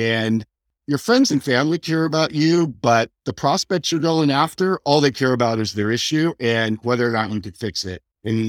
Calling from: San Jose, California, United States; San Jose, California.

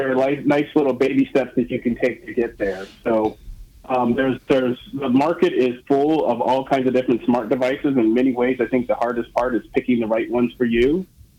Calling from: Seattle, Washington, United States; I am calling you from Seattle, Washington

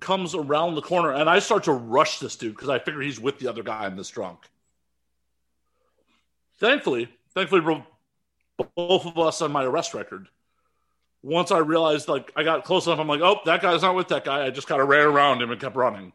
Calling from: California, United States; I'm calling from California

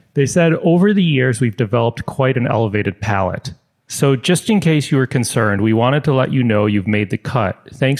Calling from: Chicago, Illinois, United States; I'm in Chicago.

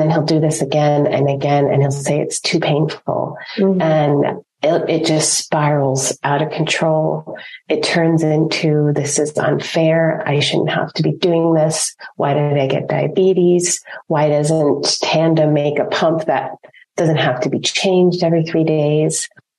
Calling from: Ontario, Canada; I'm calling in from Ontario, Canada.

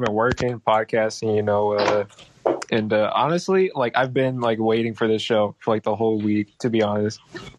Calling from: El Paso, Texas, United States; So I'm calling from Texas, a.k.a. Tejas, depending on who you ask. And it's more in the El Paso area.

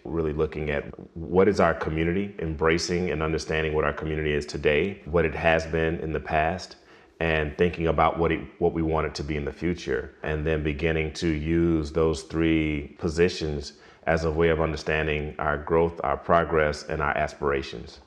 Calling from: Utica, Mississippi, United States; I am calling from Utica, uh, Mississippi

